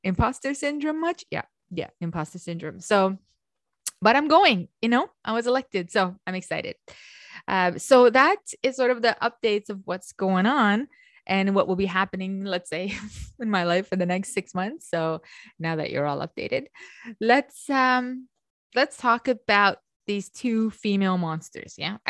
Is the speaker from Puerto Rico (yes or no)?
no; Romania; growing up in Romania, the way we read is the way it's written.